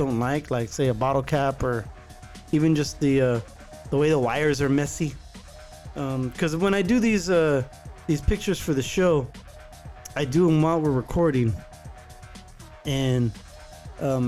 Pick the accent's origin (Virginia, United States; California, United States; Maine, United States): California, United States; Santa Clara; my hometown of Santa Clara, California